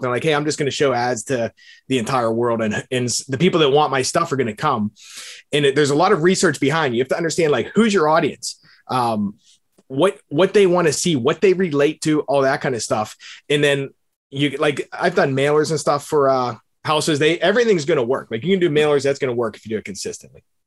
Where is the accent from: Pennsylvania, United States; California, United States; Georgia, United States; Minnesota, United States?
Pennsylvania, United States; Bethel Park; I grew up in Pittsburgh. I, it's actually a suburb in Bethel Park.